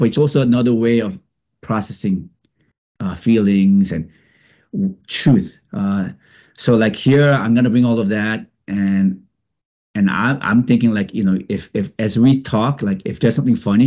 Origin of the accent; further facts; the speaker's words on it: New York, United States; I just come from one who is a Korean American growing up in New York